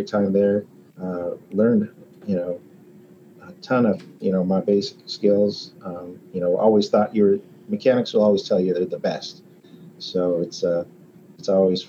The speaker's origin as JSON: {"language": "English", "region": "Colorado", "country": "United States", "also_born_or_lived": "Alaska / Ramstein, Germany", "moved": "as an adult", "said": "I'm from Colorado originally"}